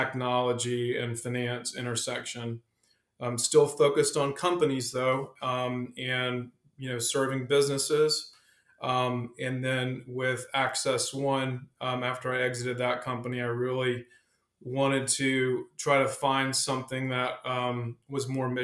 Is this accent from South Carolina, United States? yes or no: yes; South Carolina, United States; also born or lived in Texas / Charlotte area; now in Charlotte, United States; I'm actually originally from South Carolina